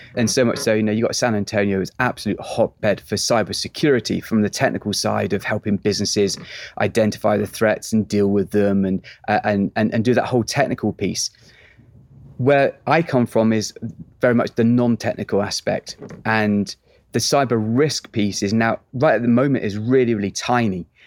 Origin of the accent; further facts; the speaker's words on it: England, United Kingdom; moved away as an adult; now in Texas, United States; I'm an Englishman now living in Texas